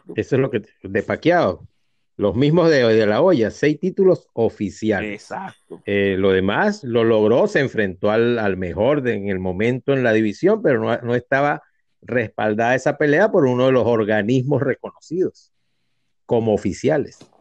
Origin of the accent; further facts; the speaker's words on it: Venezuela; also born or lived in Spain; yo soy, un venezolano que nació en España, pero ni me acuerdo de España. Yo soy muy venezolano